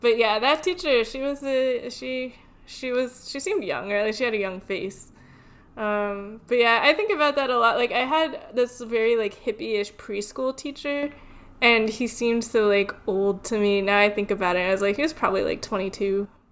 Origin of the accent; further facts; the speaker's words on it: Connecticut, United States; moved away; also born or lived in Louisiana; I grew up in Connecticut and um, I lived in Louisiana for a little while in middle school